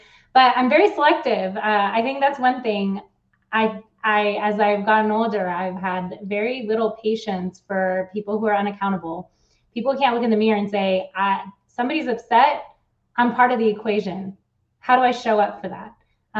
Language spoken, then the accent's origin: English; Switzerland; I came from Switzerland. We had a totally different mentality and thought process.